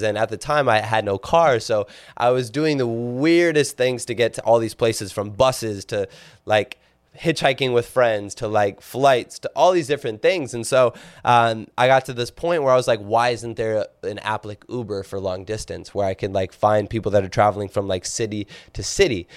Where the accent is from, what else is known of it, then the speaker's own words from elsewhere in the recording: Minnesota, United States; growing up in Minnesota. Uh, but I grew up in a very, very small town, about four thousand people